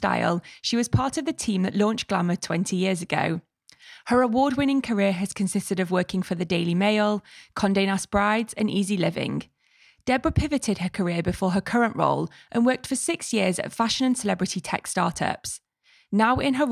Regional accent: Manchester, North West England, United Kingdom; we're both from Manchester

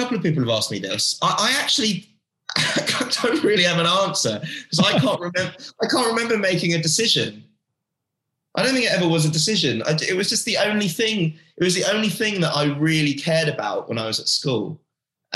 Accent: United Kingdom; accent: British; moved away as an adult; also born or lived in London; now in United States; I grew up in the UK, but I've got an American passport

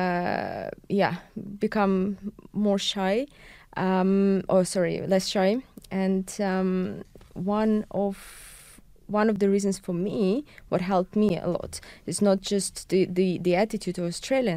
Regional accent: Belarus; moved away as an adult; also born or lived in China; now in Estonia; I'm from Belarus, but I've been living in Estonia only for over six years.

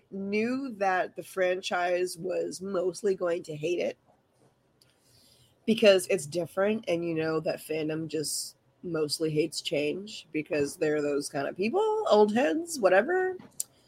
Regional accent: New York City, New York, United States; I'm from Manhattan

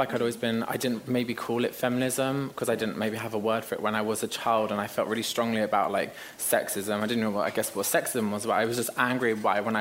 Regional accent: London, United Kingdom; I'm from a council estate, I'm from Ladbroke Grove

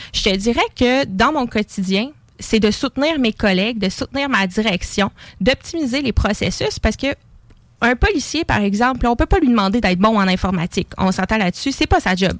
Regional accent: Lévis, Quebec, Canada; J'habite Lévis, je suis née à Lévis

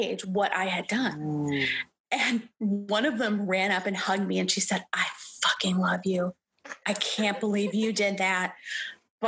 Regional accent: Detroit, Michigan, United States; I'm from Detroit. Not a lot of singing and acting going on here.

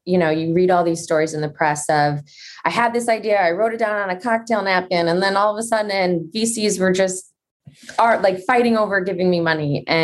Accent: Midwest, United States; I grew up in the Midwest

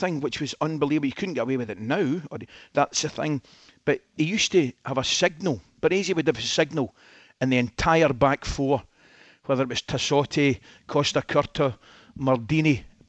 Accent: Scotland, United Kingdom

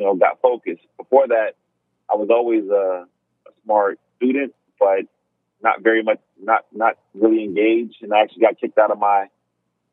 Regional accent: Miami, Florida, United States; I was born and raised in South Florida. I was born at Jackson Memorial Hospital in Miami.

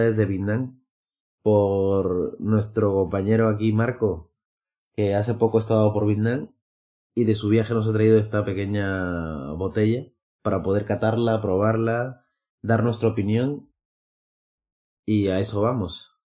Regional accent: Peru; now in Madrid, Spain; soy de Perú

